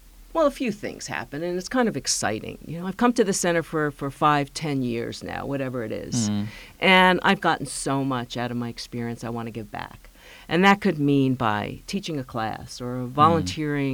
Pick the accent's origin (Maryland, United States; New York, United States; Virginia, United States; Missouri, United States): New York, United States; moved away; I grew up in New York